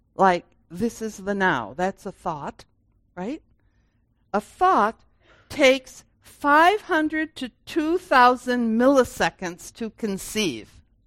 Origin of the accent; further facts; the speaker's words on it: Grand Rapids, Michigan, United States; I was born in 1951 in Grand Rapids and this, and I went to high school here